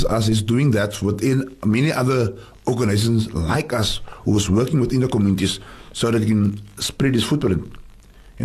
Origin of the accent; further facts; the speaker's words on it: Cape Town, Western Cape, South Africa; I grew up in Tafelsig, and sport saved my life.